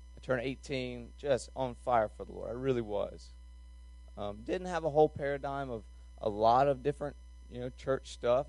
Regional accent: North Carolina, United States; I'm from North Carolina

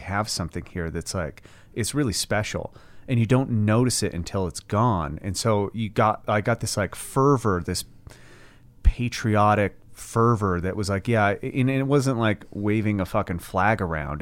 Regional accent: United States; I'm American.

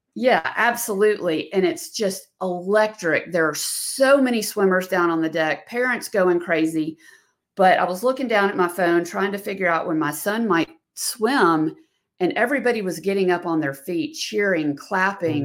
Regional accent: the South, United States; I'm a female from the South

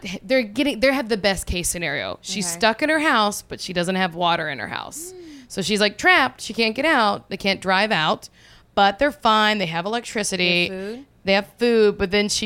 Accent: Watson, Louisiana, United States; moved away; 90% of my hometown in Watson, Louisiana went under

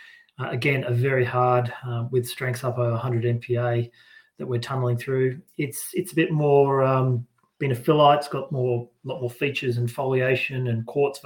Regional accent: Brisbane, Queensland, Australia; moved away as an adult; also born or lived in Dublin / Birmingham; that's led me back home to Brisbane to deliver a tunnel in my hometown, which is a fantastic opportunity.

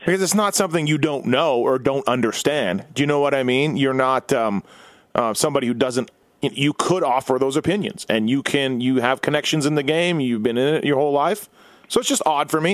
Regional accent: Winnipeg, Manitoba, Canada; born and raised in Winnipeg

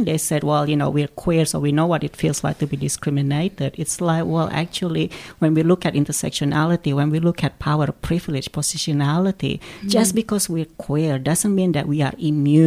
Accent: Australia; We're Australian.

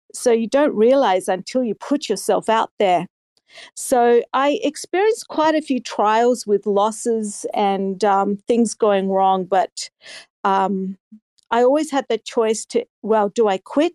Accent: Australia; I'm from Australia

